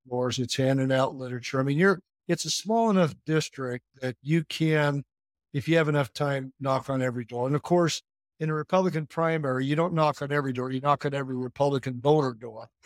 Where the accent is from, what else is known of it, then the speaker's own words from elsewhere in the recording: Southeast Idaho, United States; moved away as an adult; now in Utah, United States; I grew up in Southeast Idaho